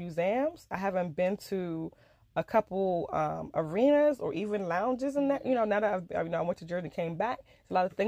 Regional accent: Nigeria; because I'm African, because I'm Nigerian, and the way I was brought up

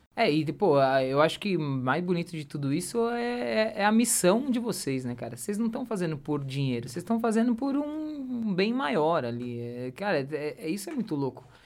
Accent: São Paulo, Brazil; eu nasci e fui criei, criado em São Paulo, no meio de uma avenida

